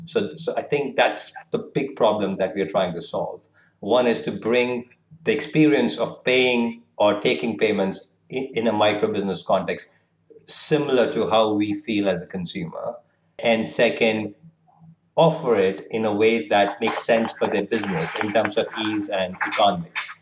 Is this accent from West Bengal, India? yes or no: yes; Kolkata, West Bengal, India; moved away as an adult; also born or lived in Lucknow, India; now in London, United Kingdom; I, I, was born and brought up in Kolkata, but still, you know, part of the same community and culture, and, and then moved around India a little bit.